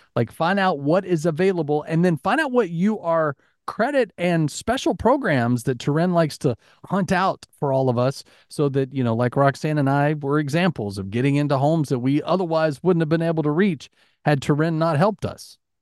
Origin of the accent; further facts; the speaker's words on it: Alabama, United States; growing up in Alabama